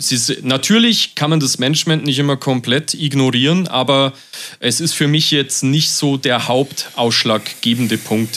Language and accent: German; Germany; bei uns in Deutschland